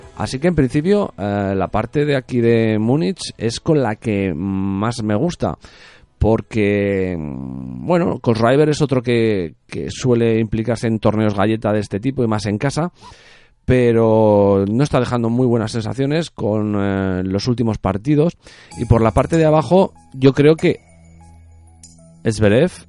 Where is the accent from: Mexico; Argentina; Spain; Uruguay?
Spain; soy español